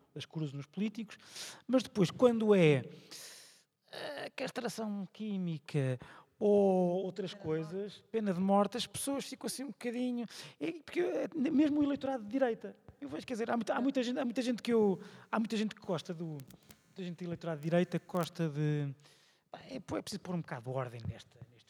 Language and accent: Portuguese; Viseu, Centro, Portugal; da minha terra, Viseu